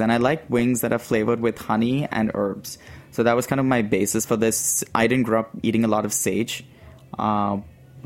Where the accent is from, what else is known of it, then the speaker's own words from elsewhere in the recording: Mumbai, Maharashtra, India; moved away as an adult; now in San Francisco, United States; I grew up in Bombay, and Bombay is known for its delicious and crazy